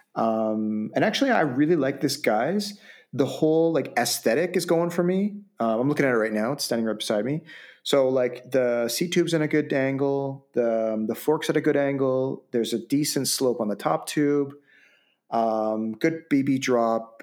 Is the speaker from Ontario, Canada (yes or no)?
no; Vancouver, British Columbia, Canada; basically my hometown